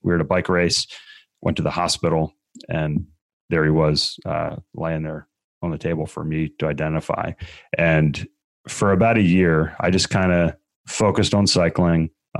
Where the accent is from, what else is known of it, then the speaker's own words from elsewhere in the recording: Maryland, United States; Growing up, Stephen, I grew up in Maryland, just south of Baltimore.